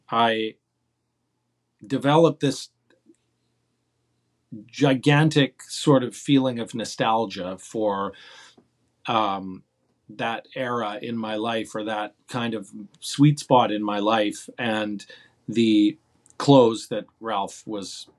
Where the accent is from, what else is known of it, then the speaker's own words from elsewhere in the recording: Calgary, Alberta, Canada; moved away as an adult; also born or lived in Toronto, Canada; now in New York, United States; when I was a teenager in my hometown of Calgary